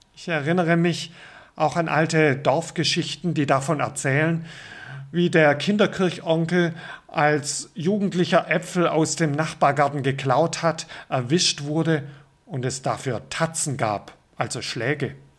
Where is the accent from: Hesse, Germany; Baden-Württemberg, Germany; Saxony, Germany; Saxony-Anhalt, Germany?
Baden-Württemberg, Germany; Aufgewachsen bin ich im württembergischen Pietismus